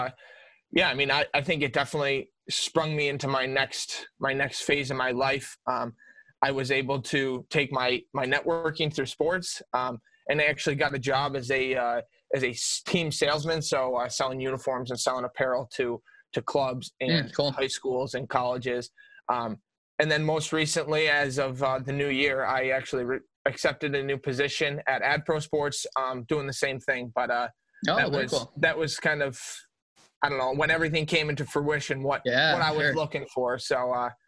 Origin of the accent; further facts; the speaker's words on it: Houghton, New York, United States; I was born and raised in Houghton, New York.